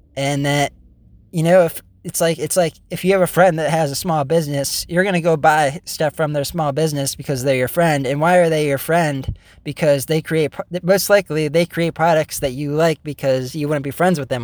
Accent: United States; proud to be an American

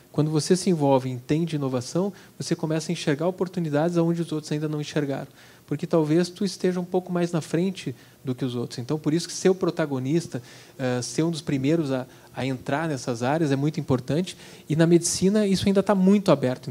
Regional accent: Brazil; como brasileiro

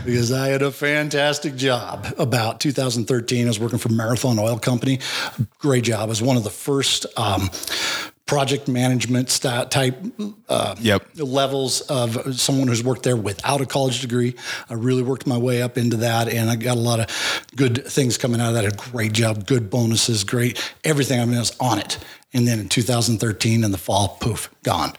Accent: Wyoming, United States; also born or lived in Laramie, Wyoming / Sheridan, Wyoming / Big Horn, Wyoming; I was born in Laramie, Wyoming

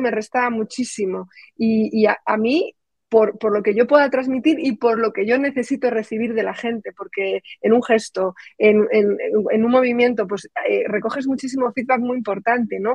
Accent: Saldaña, Castile and León, Spain; moved away as an adult; also born or lived in Valladolid; soy de un pueblecito de 2.800 habitantes que se llama Saldaña, que eso es un bombón dentro de la provincia de Palencia.

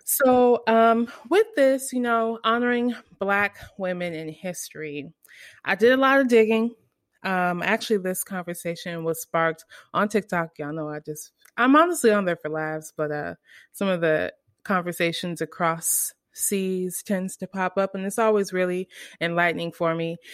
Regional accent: United States; I'm American

